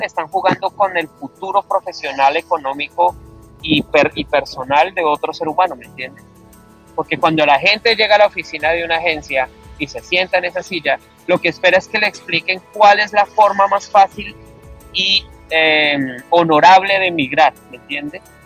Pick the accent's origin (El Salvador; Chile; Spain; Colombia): Colombia; moved away as an adult; now in Sydney, Australia; mi país, Colombia